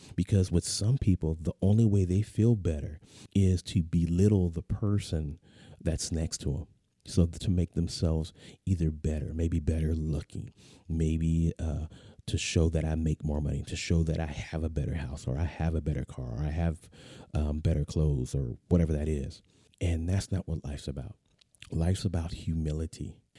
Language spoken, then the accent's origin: English; San Diego, California, United States; moved away; I'm a native Californian, uh, born, born and raised in the San Diego area